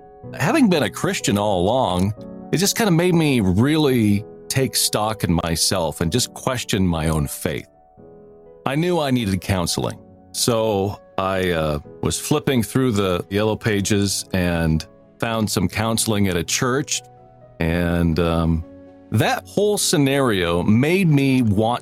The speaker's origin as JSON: {"language": "English", "town": "Seattle", "region": "Washington", "country": "United States", "tie": "born or raised there", "said": "I grew up in Seattle, Washington."}